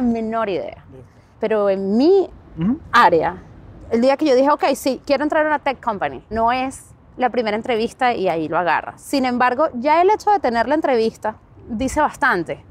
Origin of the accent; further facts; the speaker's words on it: Venezuela; moved away as an adult; also born or lived in Oakland, United States; now in San Francisco, United States; Crecí en Venezuela, estuve toda mi vida en Venezuela